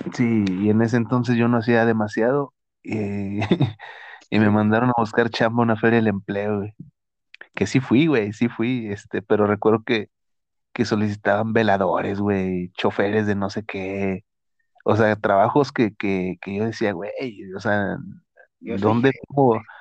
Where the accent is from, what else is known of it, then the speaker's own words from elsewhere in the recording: northern Mexico, Mexico; yo siendo acá del norte